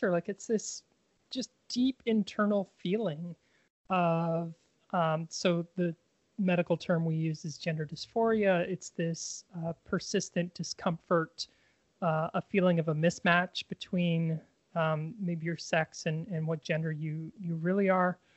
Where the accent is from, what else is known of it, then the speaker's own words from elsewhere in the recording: Victoria, British Columbia, Canada; In Victoria, BC, Canada.